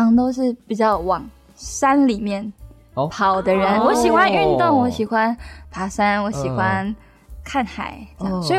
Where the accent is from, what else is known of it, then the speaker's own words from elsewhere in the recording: Taoyuan, Taiwan; 因为我是我是原住民，呃，是泰雅族，所以我从小在山上长大，